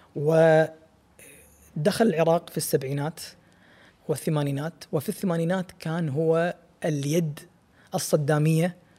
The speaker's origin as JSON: {"language": "Arabic", "country": "Kuwait", "said": "احنا ككويتيين وكخليجيين بشكل عام"}